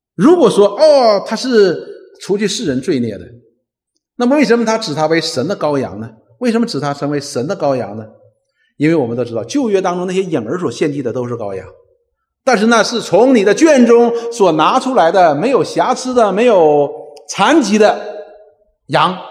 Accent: Northeast China, China; 我们东北人叫里外三新

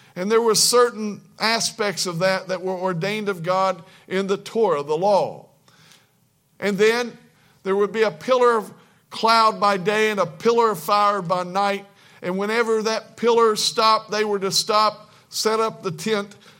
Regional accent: Kentucky, United States; I was born in Kentucky

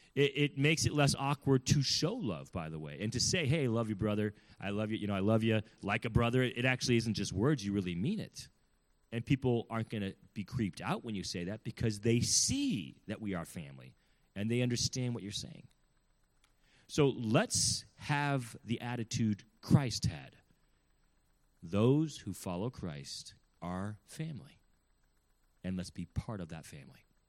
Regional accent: California, United States; I'm from California, I'm not from the South

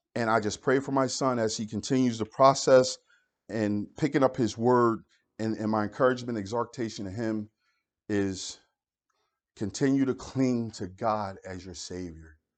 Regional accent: Philadelphia, Pennsylvania, United States; I grew up in Philadelphia

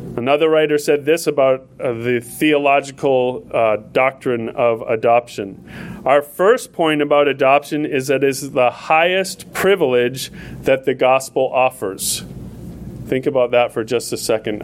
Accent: New Hampshire, United States; moved away as an adult; also born or lived in Florida; now in South Africa; I came from New Hampshire

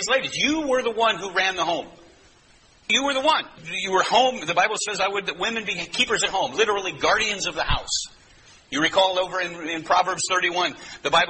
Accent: United States; we're American

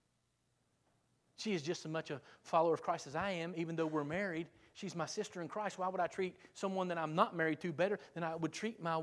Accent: South Point, United States; I'm from South Point.

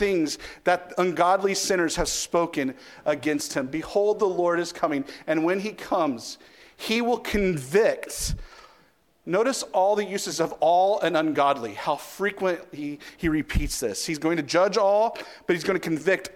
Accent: United States; I'm an American

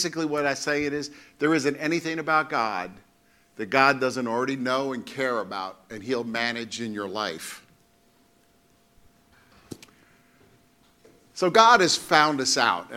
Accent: New York City, New York, United States; growing up in Brooklyn, you know, you had friends in the street

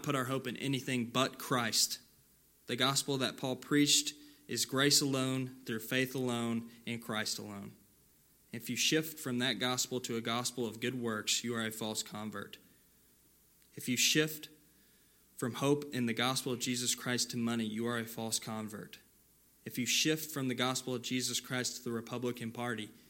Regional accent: California, United States; moved away; Back in my hometown where I grew up in California

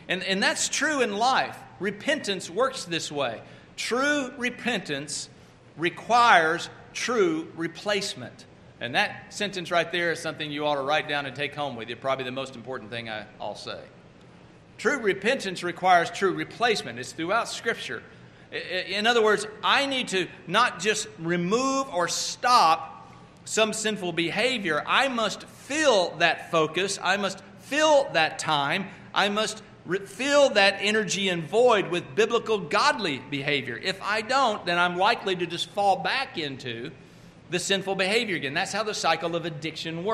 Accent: Oklahoma, United States; also born or lived in Texas; now in North Carolina, United States; I'm originally from Oklahoma and now living in North Carolina

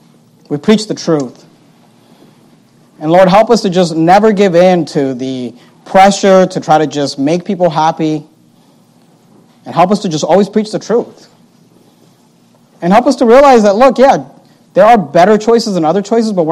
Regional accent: United States; I'm not an American first and a Christian second. I'm a Christian, period.

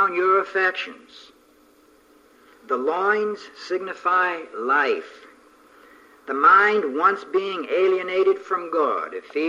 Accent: near Niagara Falls, Ontario, Canada; moved away; I was brought up right near Niagara Falls and used to swim in the Welland Canal

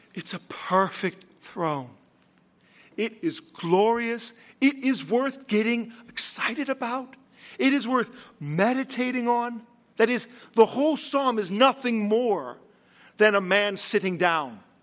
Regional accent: Latrobe, Pennsylvania, United States; I was from Latrobe

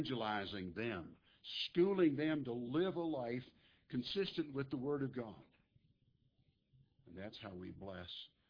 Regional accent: Nebraska, United States; moved away; I grew up in Nebraska.

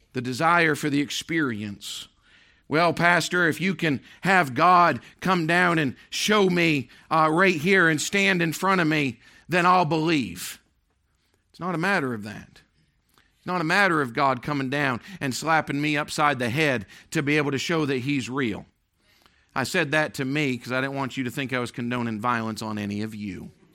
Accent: Maine, United States; moved away; also born or lived in Tennessee / Pennsylvania; I was born and raised in Maine.

